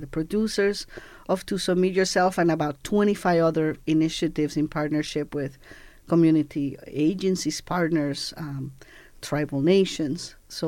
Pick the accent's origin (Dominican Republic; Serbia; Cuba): Cuba; born there; And my father returned to Cuba because the revolution had won. And that's why I was born in Cuba in 1961.